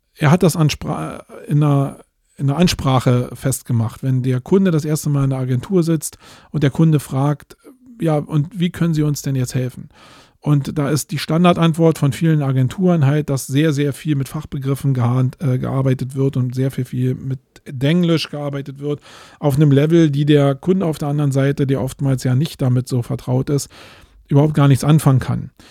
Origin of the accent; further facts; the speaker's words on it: Germany; jetzt bin ich hier als Deutscher